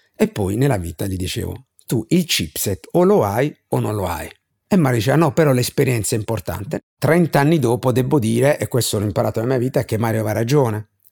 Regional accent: Bari, Apulia, Italy; pur vivendo in una città, Bari

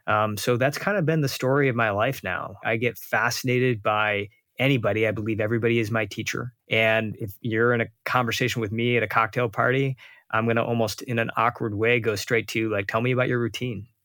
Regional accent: Detroit, Michigan, United States; I grew up outside of Detroit, but we would take frequent trips to India

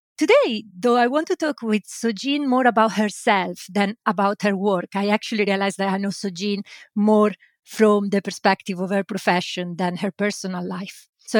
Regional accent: Italy; now in Lancashire, United Kingdom; I live in Lancashire and I am an Italian migrant myself.

